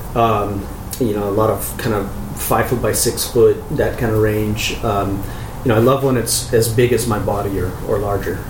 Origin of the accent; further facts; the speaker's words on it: Chico, California, United States; moved away as an adult; also born or lived in San Francisco, California; now in Claremont, United States; I grew up in Chico, uh, Northern California